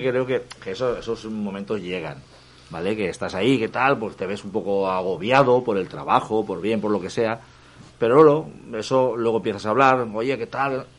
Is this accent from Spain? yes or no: yes; Burjassot, Valencian Community, Spain; yo soy de Burjasot